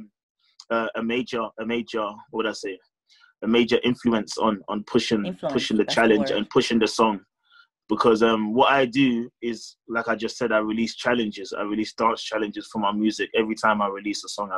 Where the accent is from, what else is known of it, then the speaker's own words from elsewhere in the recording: London, United Kingdom; Born and raised in London. I've lived in London my whole life